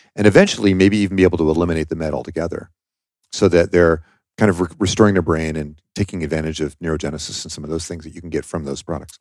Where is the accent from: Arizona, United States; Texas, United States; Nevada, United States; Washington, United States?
Washington, United States; I'm from Washington State, okay, and that's where I started the company.